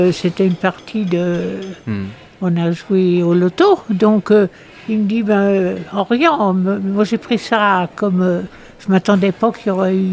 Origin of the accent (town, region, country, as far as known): Trélazé, Pays de la Loire, France; born or raised there; also born or lived in Brittany